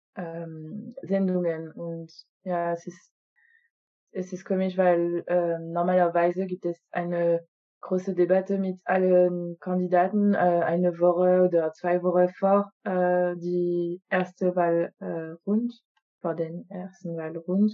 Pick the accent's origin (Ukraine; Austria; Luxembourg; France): France; German is a second language; Ja, ich bin Französin.